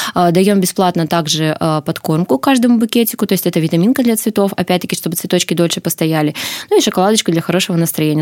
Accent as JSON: {"language": "Russian", "town": "Korsakov", "region": "Sakhalin Oblast", "country": "Russia", "tie": "born or raised there", "said": "я родилась и по сей день живу на Сахалине, в городе Корсаков"}